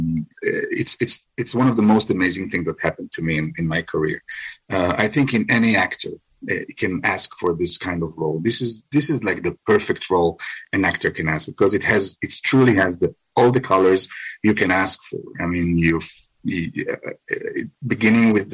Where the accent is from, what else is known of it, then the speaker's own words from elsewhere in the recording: Israel; because I'm coming from Israel